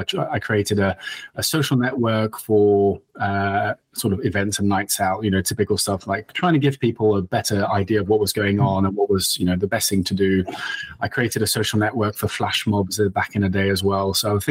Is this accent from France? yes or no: yes; France; English is a second language; moved away as an adult; now in United Kingdom; I'm actually half French. I grew up in France, and nice. I think I lost the accent along the way. But I actually came to the UK to study law